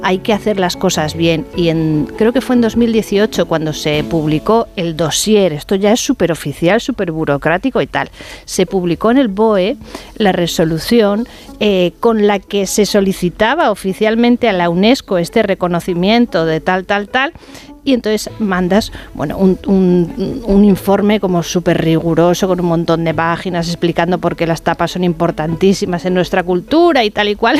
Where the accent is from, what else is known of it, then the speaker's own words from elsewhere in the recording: Bilbao, Basque Country, Spain; moved away; also born or lived in León; Yo que soy de Bilbao